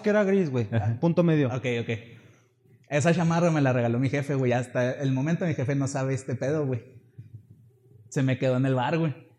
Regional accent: Chihuahua, Mexico; somos de Chihuahua

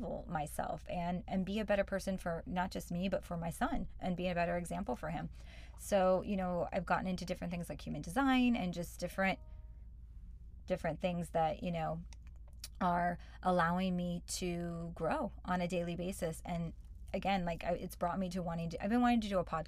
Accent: St. Louis, Missouri, United States; moved away as an adult; also born or lived in Venice, Los Angeles, California; now in Los Angeles, United States; I was born and raised in Missouri, St. Louis

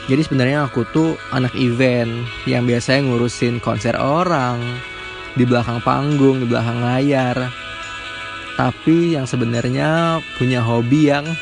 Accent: Palembang, South Sumatra, Indonesia; Aku 19 tahun, lahir di Palembang. Jadi aku orang Sumatera. Lahir di Palembang dari SD, SMP, SMA dan kuliah. Masih tetap di Palembang

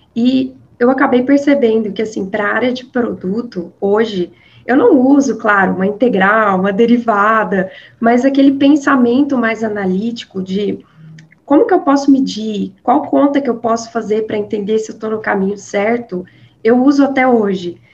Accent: Minas Gerais, Brazil; accent: mineiro; mineira, com certeza, não tem como fugir dessa raiz, né? O sotaque não engana

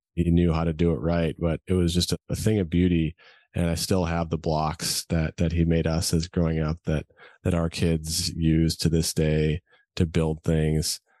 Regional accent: Edina, Minnesota, United States; moved away; also born or lived in California; I grew up in the Midwest, as you mentioned, a small little town called Edina, Minnesota, right outside Minneapolis

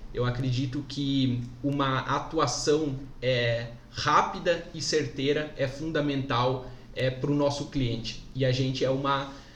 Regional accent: Palmitos, Santa Catarina, Brazil; also born or lived in Jaraguá do Sul; Sou natural de Palmitos, aqui em Santa Catarina, mas sou um apaixonado por Jaraguá do Sul

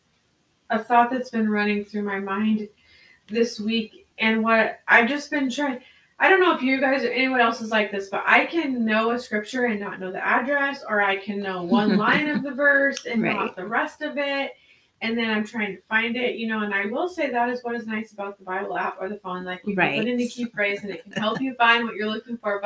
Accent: United States; as American Christians

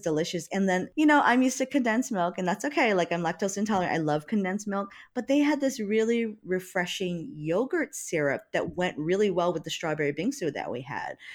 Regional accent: Hawaii, United States; now in Seattle, United States; I'm from Hawaii

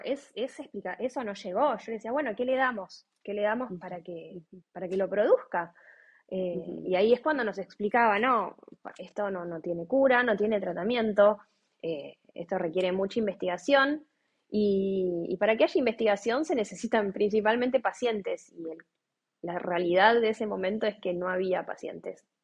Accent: Buenos Aires, Argentina; Nosotros somos de Buenos Aires.

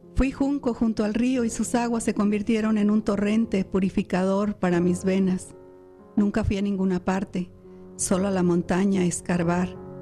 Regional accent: Michoacán, Mexico; moved away; soy de Michoacán.

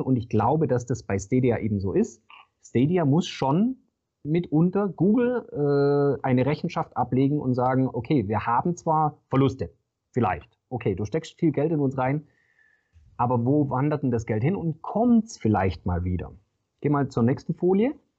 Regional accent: Swabia, Germany; Ich bin äh, Schwabe und Häuslebauer

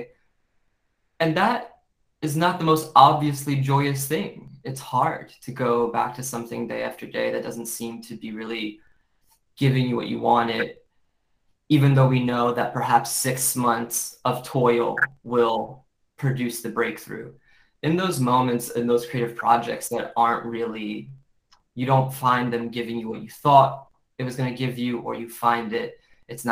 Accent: United States; growing up in America and a Western perspective

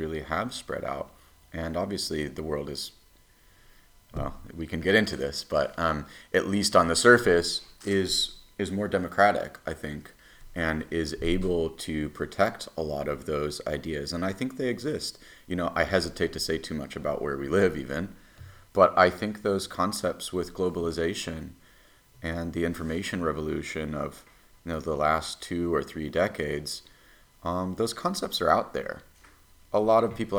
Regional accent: United States; my country

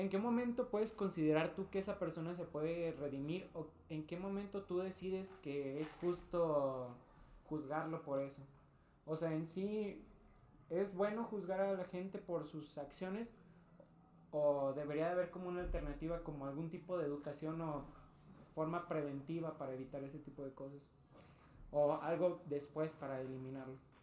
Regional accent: Mexico; soy hombre, eh, soy bisexual, soy latino, soy mexicano

